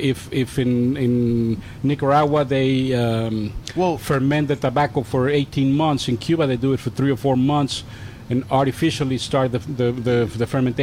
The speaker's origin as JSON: {"language": "English", "country": "Mexico", "tie": "born or raised there", "moved": "yes", "lives_now": "United States", "said": "I grew up in Mexico."}